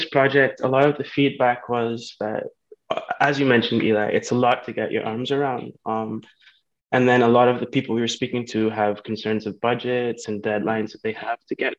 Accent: Nassau, New Providence, Bahamas; now in Savannah, United States; I'm originally from Nassau, Bahamas, and I went to SCAD for architecture and design for sustainability. I now work in Savannah, Georgia

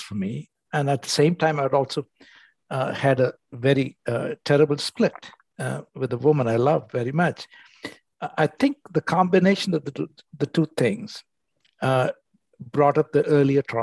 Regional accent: India; moved away as an adult; also born or lived in United States; I came from India

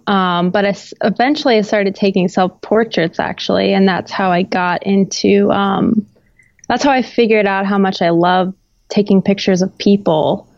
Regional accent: Florida, United States; also born or lived in New York; now in Los Angeles, United States; I'm from Florida

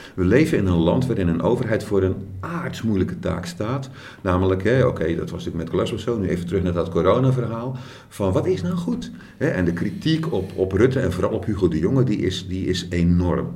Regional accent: Krabbendijke, Zeeland, Netherlands; accent: Zeeuws; ik kom van Krandiek.

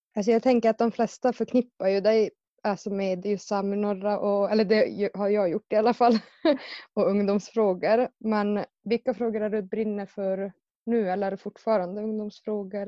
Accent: Karesuando, Norrbotten County, Sweden; now in Väddö, Sweden; Jag är från Karesuando och just nu bor jag i Väddö.

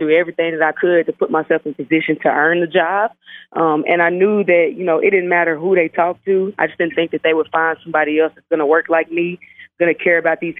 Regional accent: Southern Arkansas, United States; So I'm a Southern kid. You know, I'm from Southern Arkansas

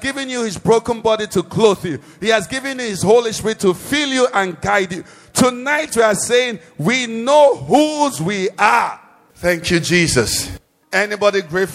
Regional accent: Nigeria; I'm in Nigeria

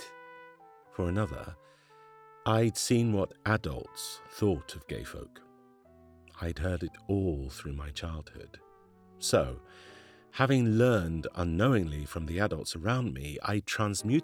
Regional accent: Glasgow, Scotland, United Kingdom; I grew up in Glasgow in a working class family

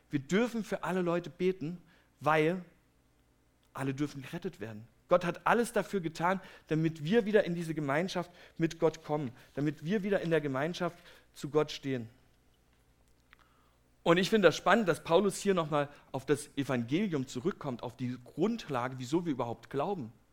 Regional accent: Herrnhut, Saxony, Germany; Ich komme ja aus Herrnhut, das ist eine kleine Stadt in Sachsen, und die ist relativ bekannt durch die Missionsgeschichte.

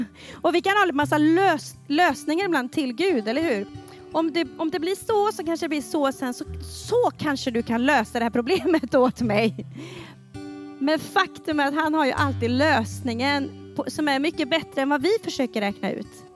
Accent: Falköping, Västra Götaland, Sweden; jag växte upp i Pingstkyrkan i Falköping

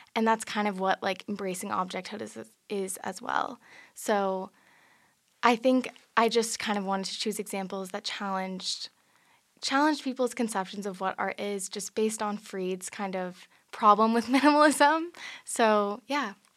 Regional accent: San Francisco, California, United States; I'm from San Francisco, California

